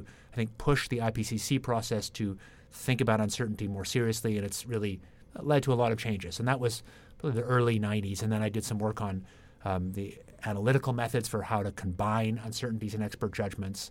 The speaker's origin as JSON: {"language": "English", "town": "Ottawa", "region": "Ontario", "country": "Canada", "tie": "born or raised there", "also_born_or_lived": "Toronto / Britain / Cambridge, Massachusetts", "moved": "as an adult", "said": "I grew up in Ottawa, Canada"}